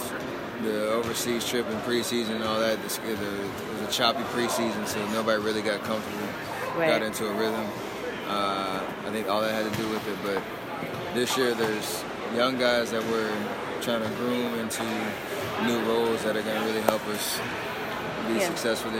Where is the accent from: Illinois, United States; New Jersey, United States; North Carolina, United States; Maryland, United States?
North Carolina, United States; Charlotte; growing up in Charlotte